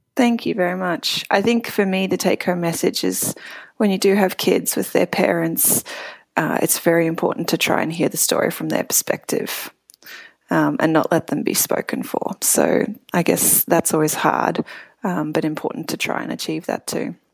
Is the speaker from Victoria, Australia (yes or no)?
yes; Melbourne, Victoria, Australia; moved away as an adult; also born or lived in Cape Town, South Africa; now in San Francisco, United States; I'm from Melbourne, originally born actually in Cape Town, South Africa, and San Francisco is my second immigration